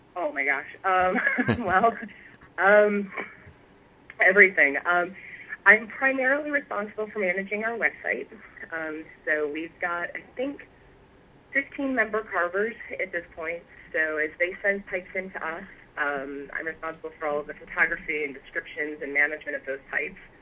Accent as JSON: {"language": "English", "town": "Chicago", "region": "Illinois", "country": "United States", "tie": "born or raised there", "moved": "as an adult", "lives_now": "Indiana, United States", "said": "I grew up on the south side of Chicago that's where I was born and raised"}